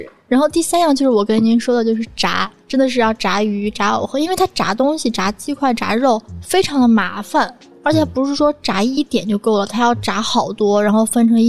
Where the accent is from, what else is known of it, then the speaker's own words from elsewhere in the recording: Shandong, China; 其实对于我们山东人来说呢，进入冬天以后，我们吃的最多的一样蔬菜就是大白菜。